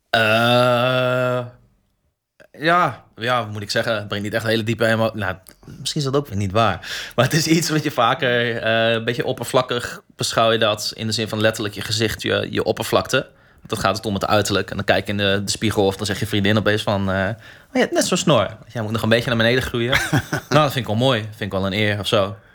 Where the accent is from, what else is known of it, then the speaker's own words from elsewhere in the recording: Groningen, Netherlands; identiteit als Groninger